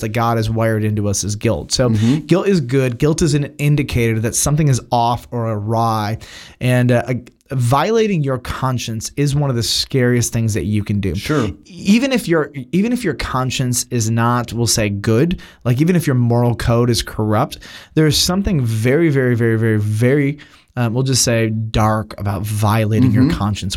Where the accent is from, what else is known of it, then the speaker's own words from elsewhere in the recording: United States; as an American